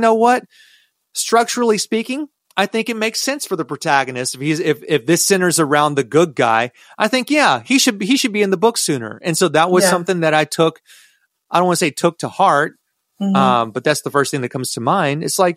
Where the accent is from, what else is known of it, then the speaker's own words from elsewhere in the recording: United States; I'm an American and I'm a proud American